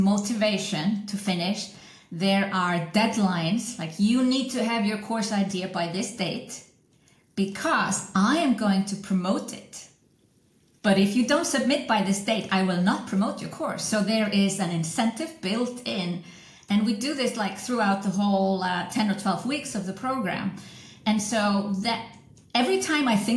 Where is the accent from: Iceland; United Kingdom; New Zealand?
Iceland; also born or lived in Switzerland; I'm from Iceland originally